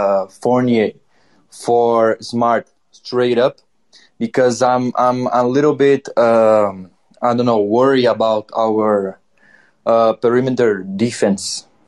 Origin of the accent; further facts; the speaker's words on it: Brazil; English is a second language; I'm from Brazil, so my English is not that good.